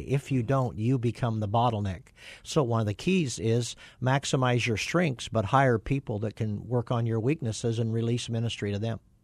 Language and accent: English; Kansas, United States; moved away; I grew up on a farm in Kansas